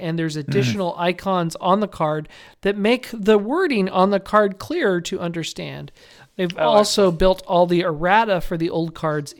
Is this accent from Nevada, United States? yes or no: yes; Las Vegas, Nevada, United States; I got a lot of places to crash in Las Vegas. I'm from Las Vegas.